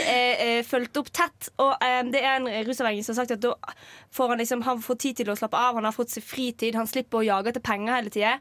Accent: Western Norway, Norway; Jeg er fra Vestlandet

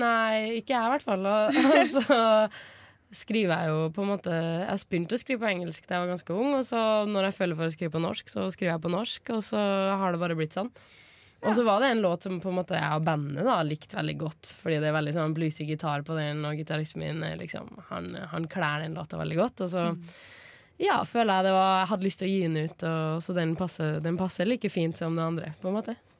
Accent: Hitra, Trøndelag, Norway; jeg er fra Hitra, men jeg er jo fra ei lita øy helt ytterst på Hitra

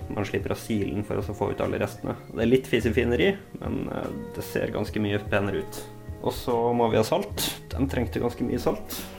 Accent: Molde, Møre og Romsdal, Norway; jeg kommer jo fra Molde

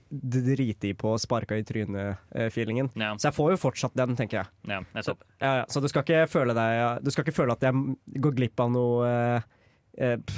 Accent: Lillehammer, Innlandet, Norway; moved away; jeg var hjemme i Lillehammer.

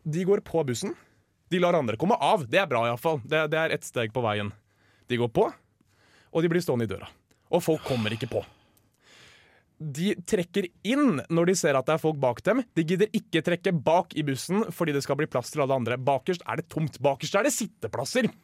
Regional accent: Oslo, Norway; now in Trondheim, Norway; jeg kommer fra Oslo, men jeg kommer fra en stor

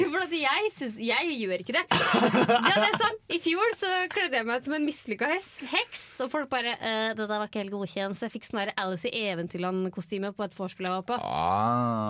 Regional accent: Vestfold, Norway; Jeg er ikke fra Gudbrandsdalen, jeg er fra eh, Vestfold.

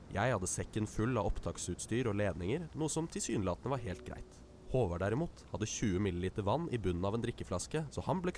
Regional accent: Northern Norway, Norway; Jeg er fra, fra Nord-Norge.

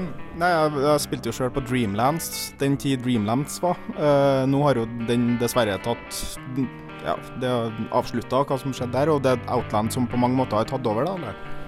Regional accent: Trondheim, Trøndelag, Norway; jeg er jo fra Trondheim

